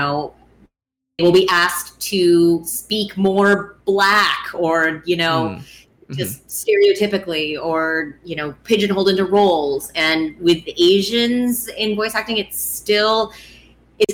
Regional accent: United States; I'm fourth generation American

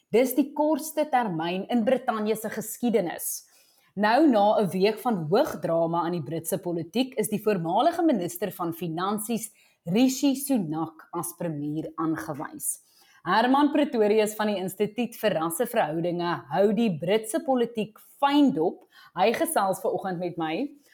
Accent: South Africa; ons as Suid-Afrikaners

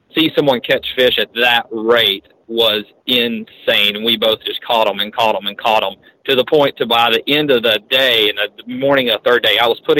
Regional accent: United States; I grew up on the Arkansas River

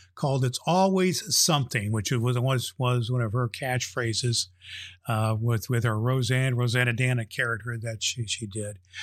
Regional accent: Indianapolis, Indiana, United States; here in my hometown, Indianapolis, Indiana

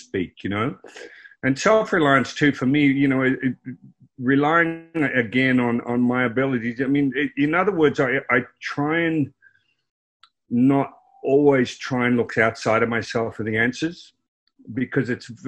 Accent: Croydon, Victoria, Australia; I grew up in Croydon, which was 20 miles out of Melbourne, Australia.

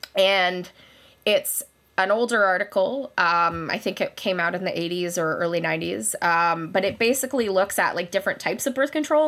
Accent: Kelowna, British Columbia, Canada; moved away as an adult; also born or lived in London, Ontario; now in Kitchener, Canada; I am from Kelowna, British Columbia

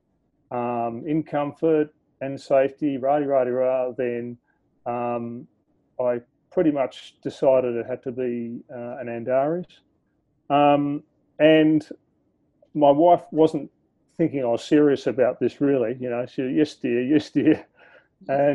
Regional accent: Australia; accent: Aussie; from my accent, you'll hear that I'm an Aussie. I'm currently landlocked in Sydney.

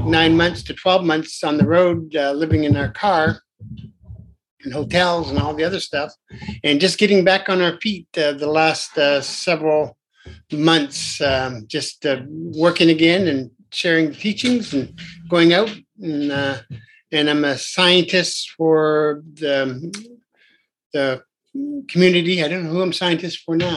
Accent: Presque Isle, Maine, United States; also born or lived in Canada; I come from Presque Isle, Maine

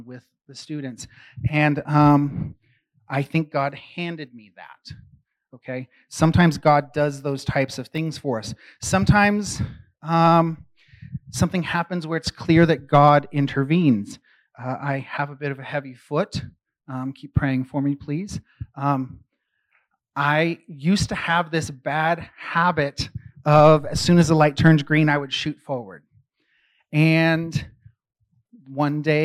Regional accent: San Francisco, California, United States; I grew up really active in the San Francisco underground music scene.

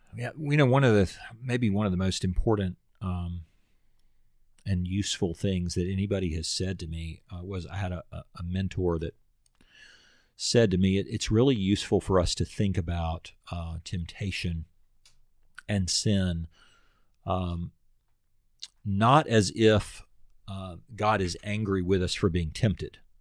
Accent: United States; as an American

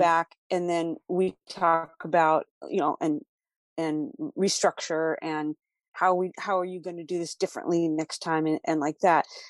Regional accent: Los Angeles, California, United States; moved away; also born or lived in Tennessee; I'm originally from Los Angeles, and when I moved to Tennessee

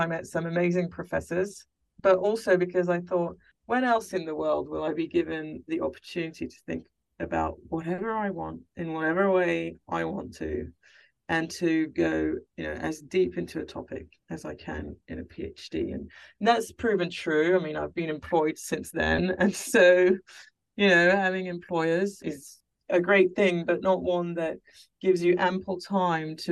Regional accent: France; I have older sisters, and we grew up in France.

